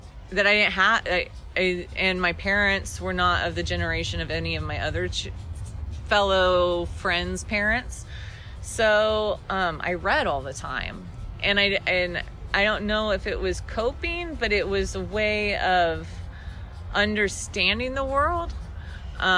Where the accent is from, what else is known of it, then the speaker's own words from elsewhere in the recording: Casey, Illinois, United States; moved away as an adult; also born or lived in Chicago / Terre Haute, Indiana / San Marcos, Texas; I grew up in Casey